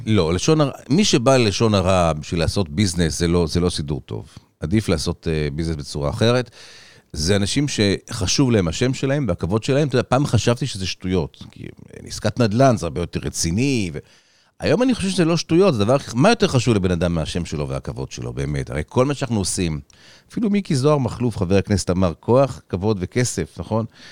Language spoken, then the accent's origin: Hebrew; Tel Aviv, Tel Aviv District, Israel; also born or lived in Los Angeles; בתל אביב, רוב שנותיי